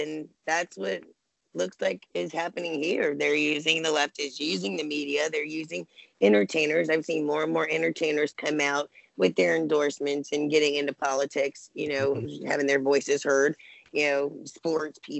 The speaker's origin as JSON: {"language": "English", "region": "Arizona", "country": "United States", "tie": "born or raised there", "said": "it's my home state"}